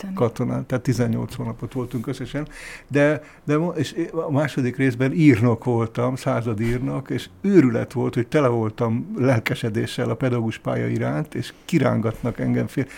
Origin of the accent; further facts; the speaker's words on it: Kunsziget, Győr-Moson-Sopron, Hungary; also born or lived in Abda; egy Kunsziget nevű Győr melléki faluban töltöttem az általános iskolás koromat